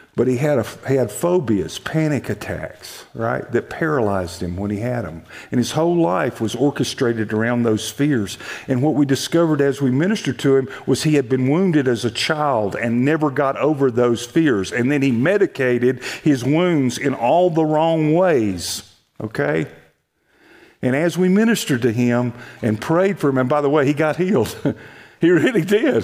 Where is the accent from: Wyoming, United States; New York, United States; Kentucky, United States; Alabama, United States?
Alabama, United States; Montgomery; now in Texas, United States; I'm actually from Alabama